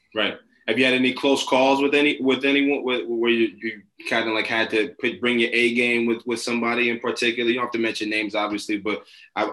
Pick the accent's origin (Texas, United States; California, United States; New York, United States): New York, United States; New York City; I grew up in Brooklyn in New York.